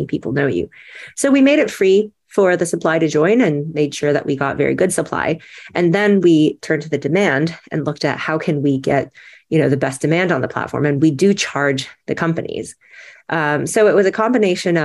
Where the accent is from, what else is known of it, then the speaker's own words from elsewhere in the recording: United States; as an American